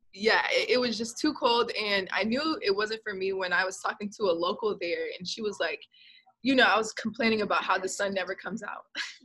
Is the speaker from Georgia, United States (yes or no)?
yes; Gainesville, Georgia, United States; moved away as an adult; I moved back to my hometown